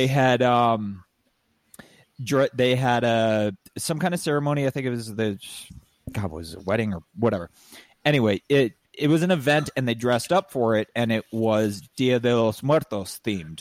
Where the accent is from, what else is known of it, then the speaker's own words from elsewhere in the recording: San Diego County, California, United States; also born or lived in La Jolla; I was born in La Jolla, but I grew up largely in San Diego County